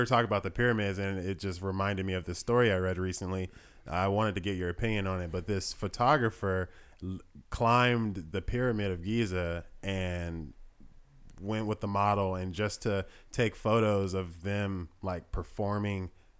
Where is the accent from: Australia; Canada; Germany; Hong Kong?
Germany; now in United States; In the U.S., nudity is strange. Whereas, like, I grew up in Germany. I saw naked people on TV all the time.